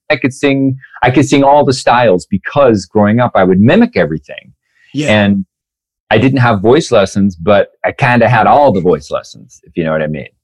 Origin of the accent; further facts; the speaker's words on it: Newport, Washington, United States; also born or lived in Spokane, Washington / Oldtown, Idaho; I was born in Spokane, Washington, and then uh, grew up in this little town called Newport, Washington, Old Town, Idaho